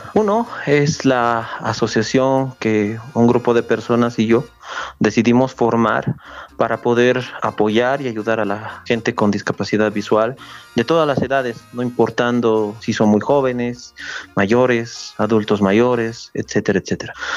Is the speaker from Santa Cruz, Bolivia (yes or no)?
no; Oruro, Bolivia; tengo ese pedacito que me aferra aquí a mi ciudad